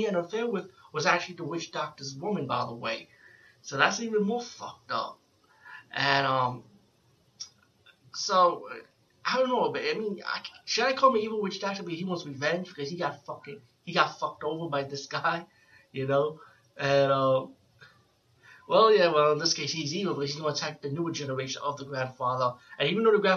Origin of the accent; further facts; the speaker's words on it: New York City, New York, United States; I'm from the Bronx